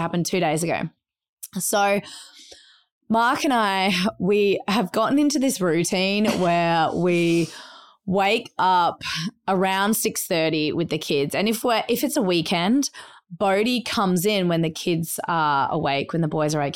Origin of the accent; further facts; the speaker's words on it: Adelaide, South Australia, Australia; moved away; we grew up in Australia